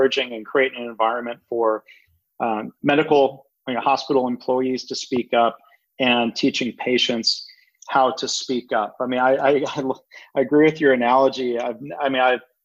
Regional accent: Detroit, Michigan, United States; when I was a kid growing up in Detroit

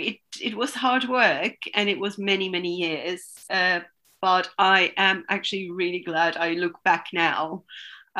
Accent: Istanbul, Turkey; also born or lived in Denmark; now in London, United Kingdom; I was born and raised in Istanbul

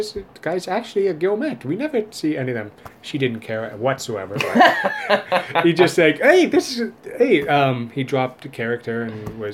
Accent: Welland, Ontario, Canada; moved away; I'm originally from Welland

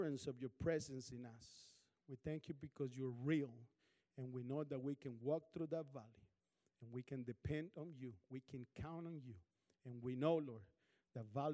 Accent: Colombia; now in Kansas, United States; I'm from Colombia, South America.

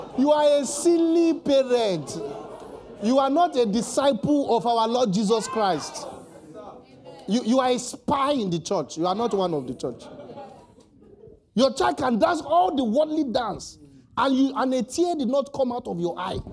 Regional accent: Lagos, Nigeria; also born or lived in Maroko, Lagos / Ogba, Lagos; I'm from Oluwole, I'm an Oluwole boy

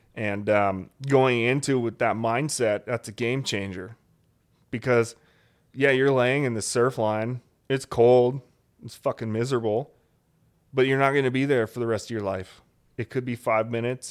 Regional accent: Alaska, United States; moved away as an adult; I grew up in Alaska

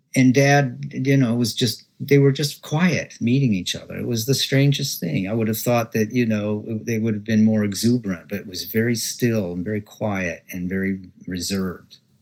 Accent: Omaha, Nebraska, United States; I was born in Nebraska in 1953

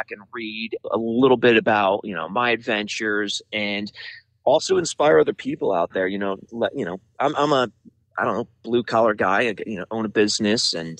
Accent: New Jersey, United States; moved away as an adult; also born or lived in Colorado / Arizona; now in Tucson, United States; born and raised in New Jersey, but I got out of there as soon as I can. Right after college, I moved out west to Colorado.

